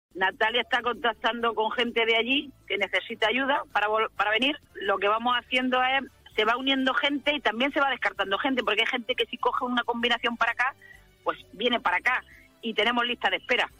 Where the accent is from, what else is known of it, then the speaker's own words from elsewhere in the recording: Jaén, Andalusia, Spain; now in Mojácar, Spain; de mi pueblo, yo soy de Jaén